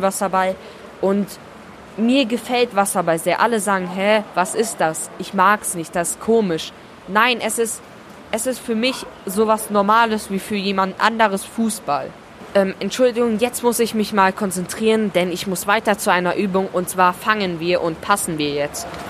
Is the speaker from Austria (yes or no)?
no; Hungary; moved away; zu Hause in meiner Heimat. Also ich komme aus Ungarn